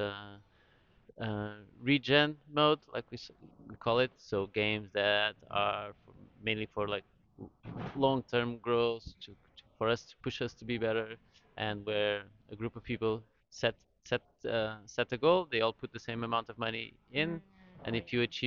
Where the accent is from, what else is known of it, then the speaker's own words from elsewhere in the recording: Lisbon, Portugal; I'm from Lisbon in Portugal